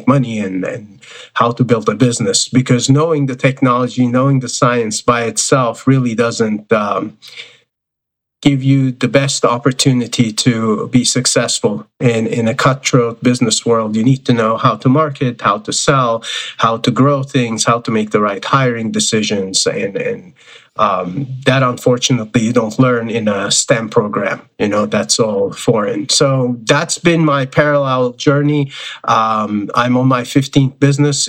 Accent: Turkey; I was born in Turkey

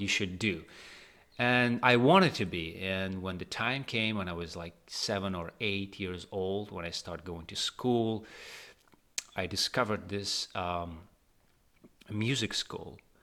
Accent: Tashkent, Uzbekistan; moved away as an adult; now in New York, United States; I grew up and raised in Tashkent, in the sunny Tashkent.

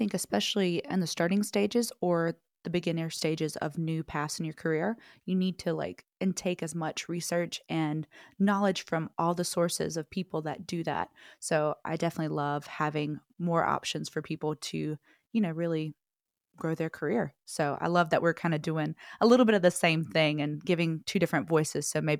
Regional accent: the South, United States; which I am from the South, but I feel like I've been pulling more West Coaster

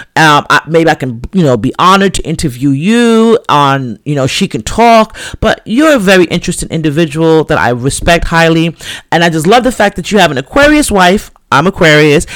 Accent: New York City, New York, United States; I came from the Bronx

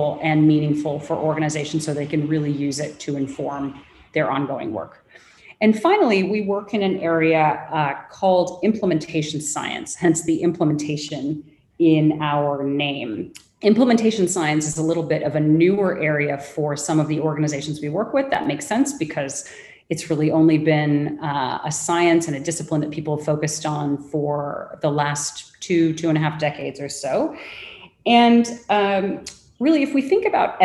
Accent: Los Angeles, California, United States; accent: Angelino / Los Angeles; moved away as an adult; also born or lived in London / Mumbai; now in Singapore; my very Angelino accent

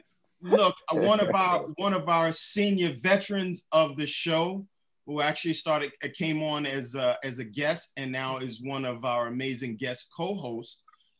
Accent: Brooklyn, New York, United States; when I was that guy from Bed-Stuy type of dude, I was jumping in and out of bed.

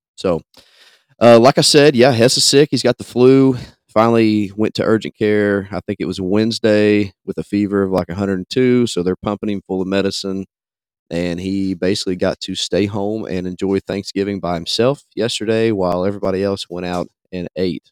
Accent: Kentucky, United States; chase elk in my home state

